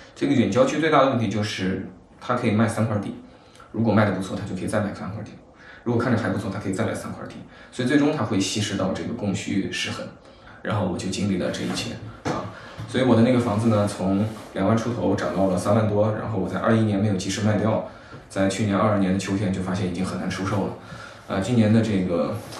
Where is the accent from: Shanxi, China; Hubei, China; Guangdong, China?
Hubei, China; Shiyan; moved away as an adult; also born or lived in Guangzhou / Beijing; 因为作为一个湖北的小城市，对吧？我家乡在实验室